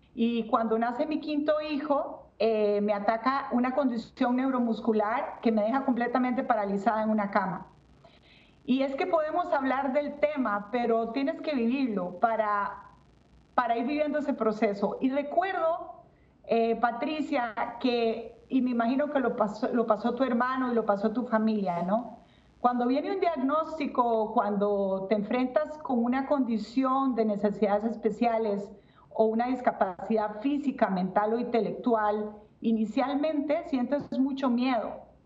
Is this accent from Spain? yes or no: no; Costa Rica; now in Atlanta, United States; yo soy de Costa Rica, pero yo en Atlanta